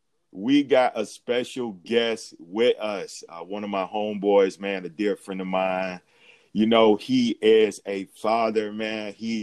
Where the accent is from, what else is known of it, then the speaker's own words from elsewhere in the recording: Atlanta, Georgia, United States; I grew up in the South, man. Grew up in the A, man.